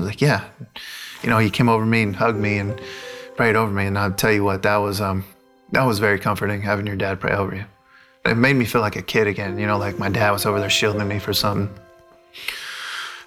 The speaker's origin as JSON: {"language": "English", "town": "La Mirada", "region": "California", "country": "United States", "tie": "born or raised there", "moved": "as an adult", "said": "I'm from La Mirada, California. I grew up there 18 years of my life until I went to college"}